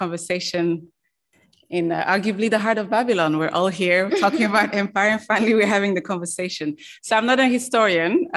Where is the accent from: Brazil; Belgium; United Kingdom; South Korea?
Belgium; moved away; I'm also from Belgium, and in Belgium